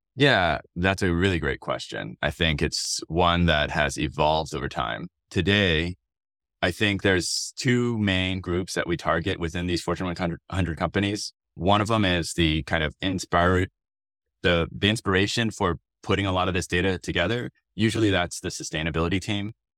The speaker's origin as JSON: {"language": "English", "town": "Austin", "region": "Texas", "country": "United States", "tie": "born or raised there", "also_born_or_lived": "Stanford, California", "moved": "as an adult", "said": "I was born and raised in Austin, Texas"}